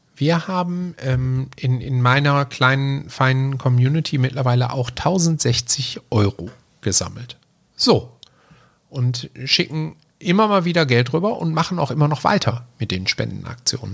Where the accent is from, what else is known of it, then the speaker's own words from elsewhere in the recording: Germany; als Deutscher